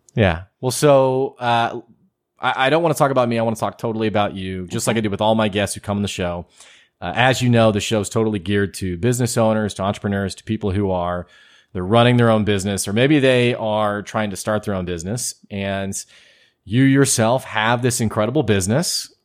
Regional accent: United States; I'm from here.

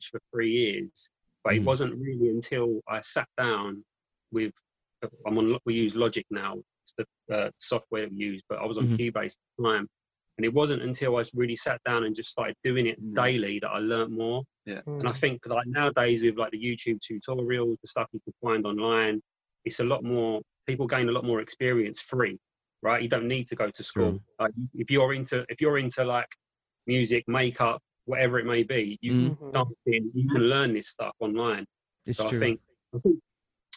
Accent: London, United Kingdom; Being in our hometown

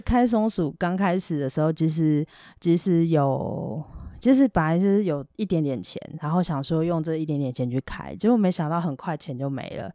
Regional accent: Taiwan; 我就是一个台湾人

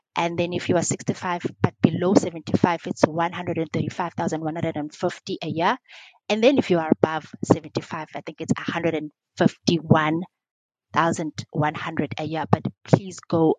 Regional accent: Eastern Cape, South Africa; I am from the Eastern Cape

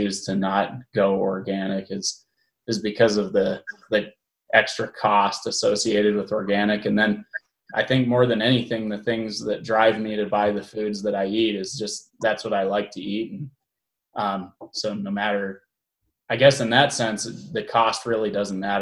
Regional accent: Denver, Colorado, United States; I'm from Denver area

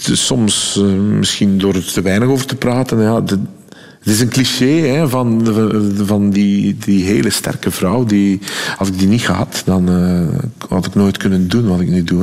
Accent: West Flanders, Belgium; accent: West Flemish; als West-Vlaming

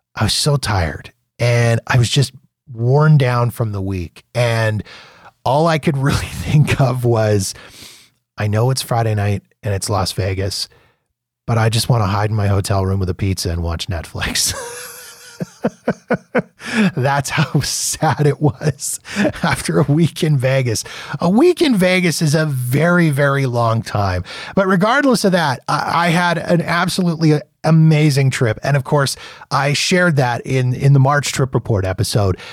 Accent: Calgary, Alberta, Canada; I was from Calgary, um, Alberta

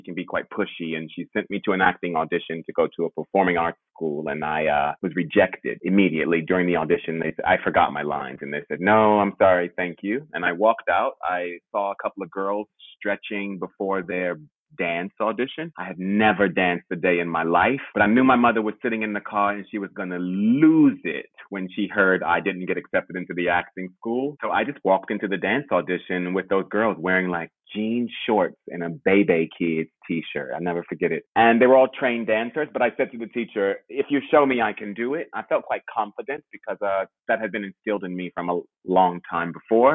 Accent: Washington, District of Columbia, United States; moved away as an adult; now in London, United Kingdom; I am from Washington, D.C. originally

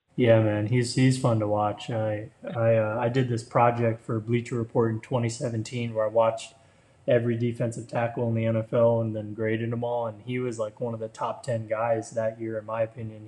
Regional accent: Florida, United States; I grew up in Florida

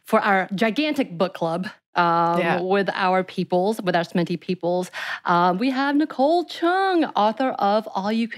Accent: Georgia, United States; born or raised there; also born or lived in South Korea

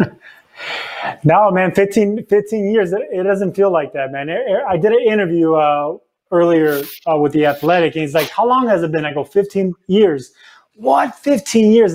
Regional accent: Los Angeles, California, United States; I'm from East

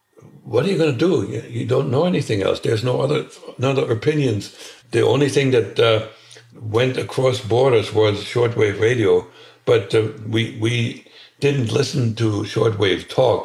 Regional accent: Germany; moved away as an adult; now in United States; Where I was born was in the Soviet-occupied part of Germany. Very, very poor, very rural.

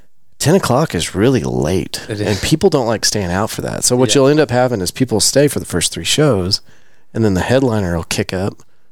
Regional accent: Abilene, Texas, United States; I'm from Abilene originally.

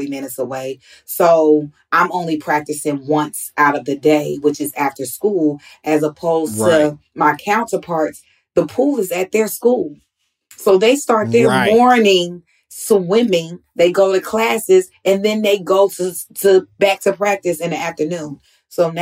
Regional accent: Atlanta, Georgia, United States; I grew up in Atlanta

